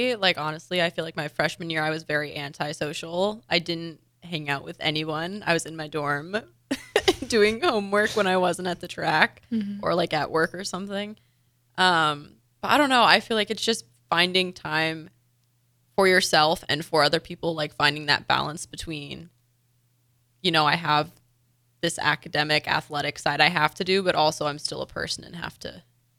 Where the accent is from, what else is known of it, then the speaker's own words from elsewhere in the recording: Windsor, Ontario, Canada; I'm from Windsor, Ontario.